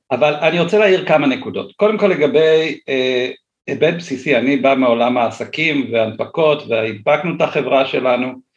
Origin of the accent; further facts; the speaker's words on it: Ness Ziona, Central District, Israel; אני מאוד אוהב את נס ציונה, גדלתי פה, כאמור נולדתי פה